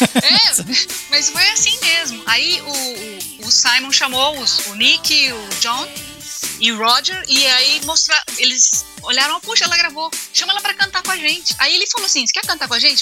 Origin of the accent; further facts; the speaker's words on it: Minas Gerais, Brazil; accent: Bahian (as a child); also born or lived in Serra do Navio, Amapá / Bahia; eu nasci na Serra do Navio, né, no Amapá. Uhum. Aí morei seis anos na Bahia. De, depois eu vim para Minas